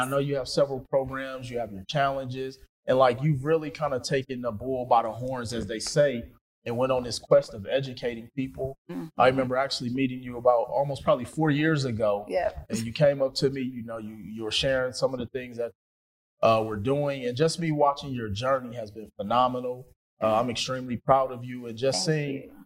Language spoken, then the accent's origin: English; Milwaukee, Wisconsin, United States; I'm from Milwaukee, Wisconsin